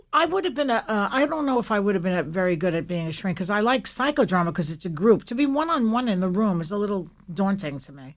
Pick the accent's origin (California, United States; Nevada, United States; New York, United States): New York, United States; New York City; I grew up in Williamsburg, Brooklyn